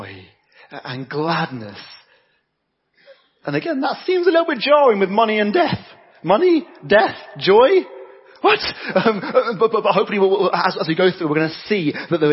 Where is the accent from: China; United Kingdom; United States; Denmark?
United Kingdom; I'm British and from that generation where you don't talk about money